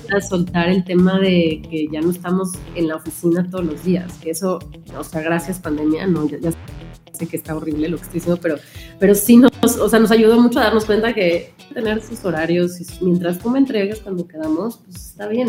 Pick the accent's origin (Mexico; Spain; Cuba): Mexico; como mexicanos